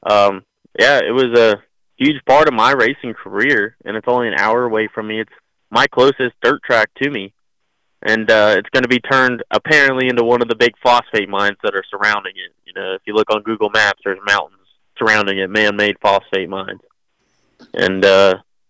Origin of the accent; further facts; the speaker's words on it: Florida, United States; I'm from Florida